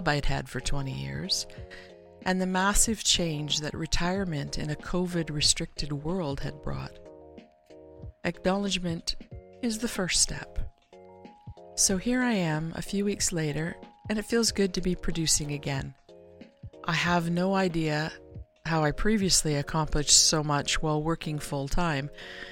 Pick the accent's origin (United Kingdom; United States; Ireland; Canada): Canada; Being Canadian